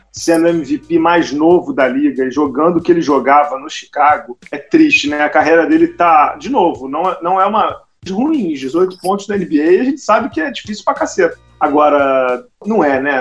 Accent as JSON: {"language": "Portuguese", "region": "Rio de Janeiro", "country": "Brazil", "said": "A gente é carioca"}